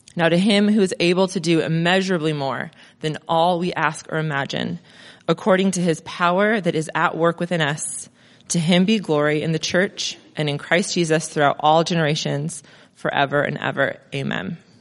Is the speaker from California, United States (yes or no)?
yes; Crestline, California, United States; moved away as an adult; also born or lived in Mentone, California; now in Monrovia, United States; I grew up in Crestline